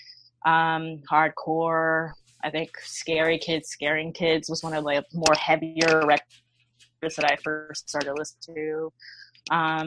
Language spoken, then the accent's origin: English; New York City, New York, United States; born or raised there